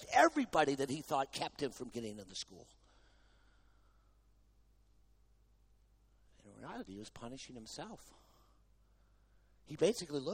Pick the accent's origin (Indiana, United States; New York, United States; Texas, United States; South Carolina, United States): Texas, United States; I'm from Texas